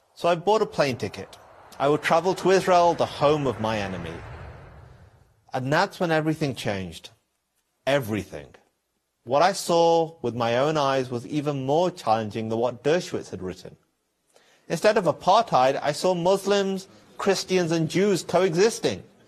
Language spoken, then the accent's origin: English; England, United Kingdom; I was not born in Iran or Syria. I was born in England. My parents moved there from Pakistan